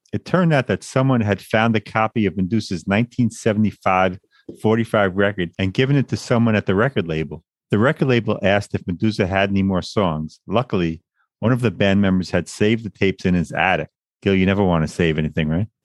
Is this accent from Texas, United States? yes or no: no; Long Island, New York, United States; Born and raised in Long Island, New York, a place I always wanted to leave.